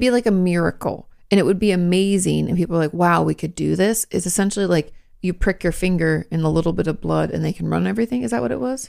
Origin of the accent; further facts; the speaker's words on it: Washington, United States; moved away as an adult; now in Texas, United States; I'm from Washington State, arguably the capital of rain